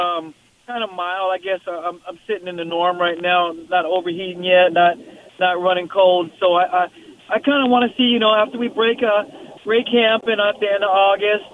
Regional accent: the Bay Area, California, United States; I'm from the Bay, a Raider fan from Oakland to L.A. and to Vegas now

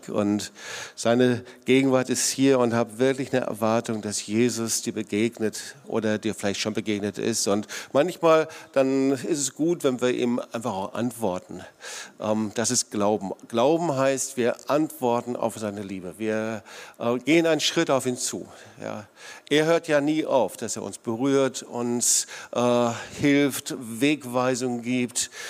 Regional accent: North Rhine-Westphalia, Germany; ich komme aus dem Sauerland und im Sauerland gibt's herrliche, wunderbare Talsperren, hier leider nicht so, hier gibt's die Schwäbische Alb.

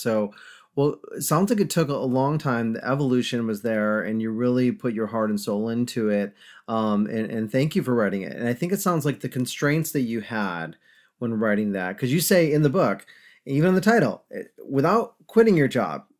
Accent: upstate New York, United States; now in Charlotte, United States; I'm from upstate New York

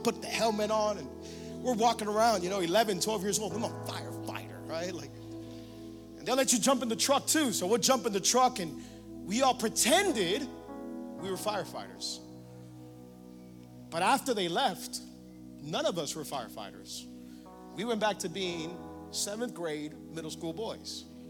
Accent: Cutler Ridge, Florida, United States; I grew up here in Cutler Ridge

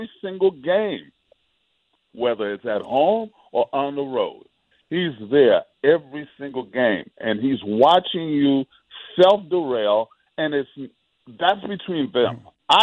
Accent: New York City, New York, United States; growing up in New York City

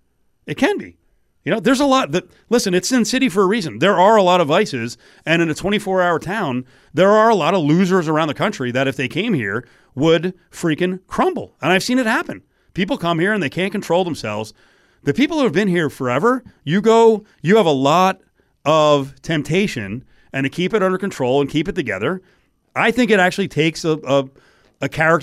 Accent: Chicago, Illinois, United States; But we are from Chicago, a biting sports market.

